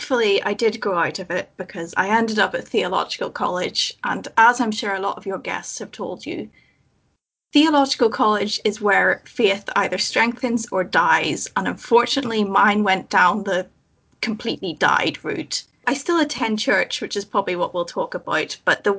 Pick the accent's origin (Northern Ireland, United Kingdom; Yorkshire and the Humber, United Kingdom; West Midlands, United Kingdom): Northern Ireland, United Kingdom; Belfast; So I was born and raised in Belfast in Northern Ireland.